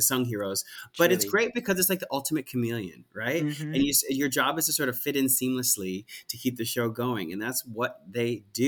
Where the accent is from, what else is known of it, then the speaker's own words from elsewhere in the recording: Cedar Grove, New Jersey, United States; I'm from Cedar Grove, New Jersey